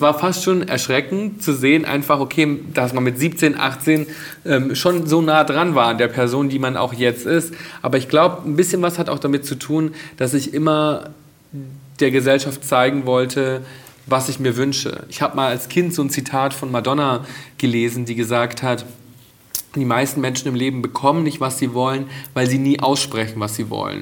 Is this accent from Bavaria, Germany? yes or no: yes; Bad Reichenhall, Bavaria, Germany; now in Berlin, Germany; meine Jugend in Bad Reichenhall zu Hause